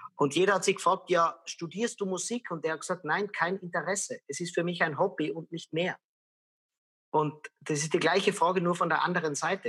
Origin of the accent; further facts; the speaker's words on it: Lienz, Tyrol, Austria; moved away as an adult; also born or lived in Vienna; ich bin in einer sehr kleinen Stadt aufgewachsen in Österreich, in Tirol, in Lienz